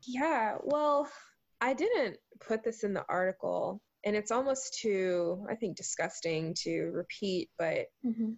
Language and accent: English; Charleston, South Carolina, United States; accent: southern; now in Seattle, United States; the food that I grew up eating in Charleston, South Carolina